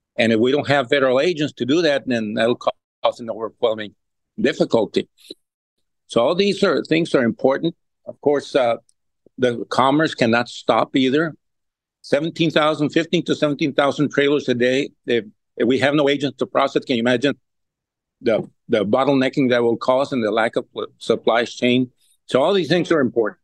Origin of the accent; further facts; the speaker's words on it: Laredo, Texas, United States; I have I've been born and raised here and have been all my life here